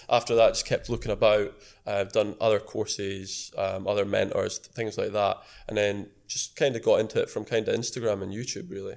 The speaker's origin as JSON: {"language": "English", "town": "Edinburgh", "region": "Scotland", "country": "United Kingdom", "said": "I'm 22 from Edinburgh."}